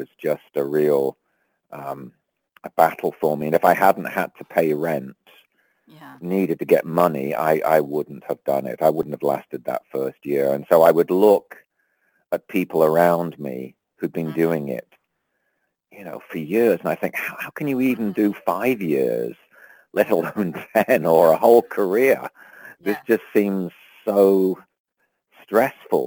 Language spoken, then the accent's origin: English; England, United Kingdom; moved away as an adult; also born or lived in London; now in United States; I grew up in England and didn't come to the States till the early 80s.